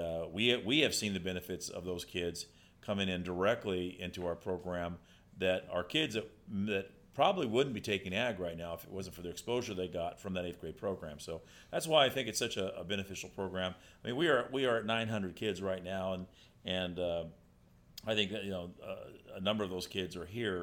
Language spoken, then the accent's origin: English; Kingsburg, California, United States; I was born and raised in Kingsburg